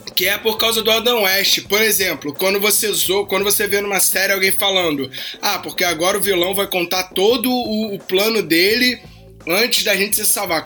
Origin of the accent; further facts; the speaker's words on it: Rio de Janeiro, Brazil; eu sou um cara nascido e criado no Rio de Janeiro